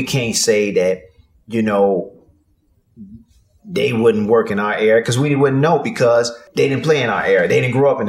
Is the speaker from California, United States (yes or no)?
no; Chicago, Illinois, United States; I'm from Chicago